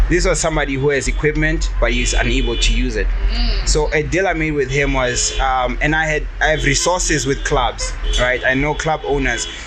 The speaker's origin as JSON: {"language": "English", "town": "Pretoria", "region": "Gauteng", "country": "South Africa", "tie": "born or raised there", "said": "I've been. Uh, I grew up in Pretoria."}